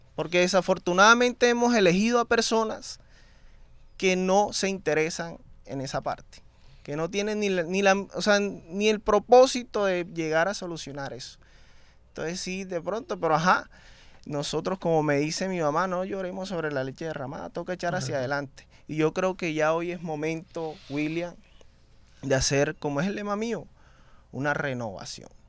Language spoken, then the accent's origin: Spanish; Barranquilla, Atlántico, Colombia; Yo soy una persona que vengo de Carrizal, conozco la necesidad